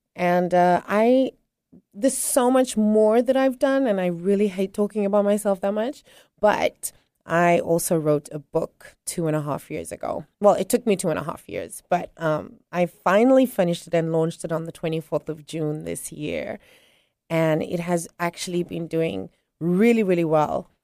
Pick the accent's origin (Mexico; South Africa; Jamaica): South Africa; now in Tanzania; I am originally South African, but I reside on the, in the beautiful country of Tanzania